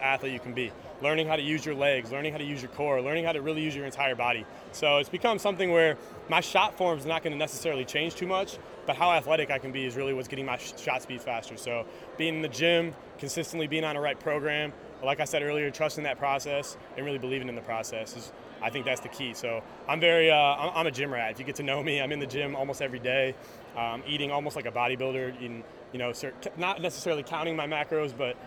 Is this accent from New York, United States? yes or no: no; Northville, Michigan, United States; I'm from Michigan. I'm from the suburbs of Detroit, a city called Northville.